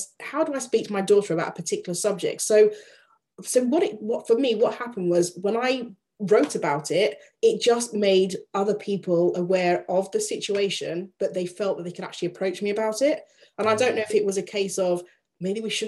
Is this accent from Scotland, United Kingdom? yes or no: no; Yorkshire and the Humber, United Kingdom; my father was in the army, traveled around a lot, but I grew up in Yorkshire